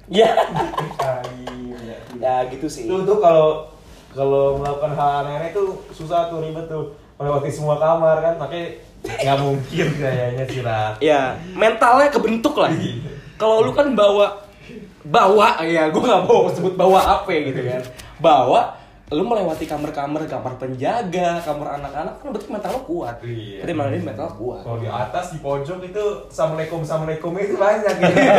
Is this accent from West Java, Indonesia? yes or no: no; Jakarta, Indonesia; kita sebagai orang Jakarta coba ngomong gua lu orang Semarang